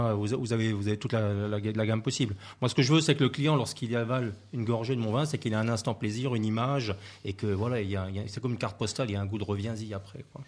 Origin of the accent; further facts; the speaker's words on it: Alsace, Grand Est, France; moved away; je suis originaire d'Alsace